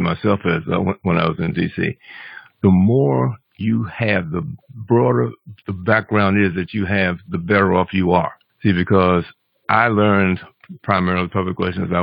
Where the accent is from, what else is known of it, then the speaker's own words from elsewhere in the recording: Washington, District of Columbia, United States; D.C. is my hometown